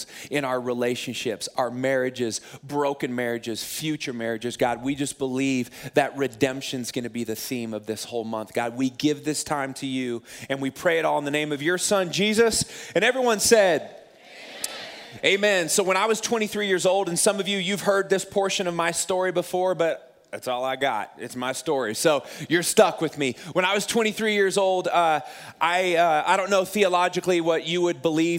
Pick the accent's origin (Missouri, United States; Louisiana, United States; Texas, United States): Missouri, United States; Springfield; moved away as an adult; also born or lived in Rockford, Illinois; my hometown in Springfield